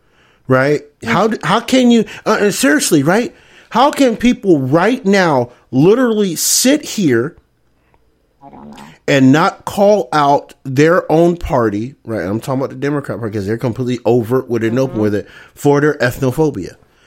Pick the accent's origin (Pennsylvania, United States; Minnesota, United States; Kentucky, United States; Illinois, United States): Pennsylvania, United States; Scranton; I grew up in Scranton. Ain't that many Puerto Ricans in Scranton?